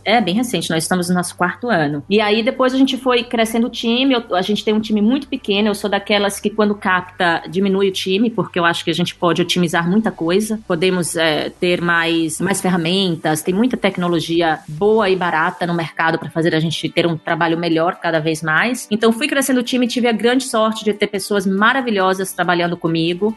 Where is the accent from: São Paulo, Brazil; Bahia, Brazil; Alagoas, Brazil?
Bahia, Brazil; Juazeiro; moved away; Eu sou do interior da Bahia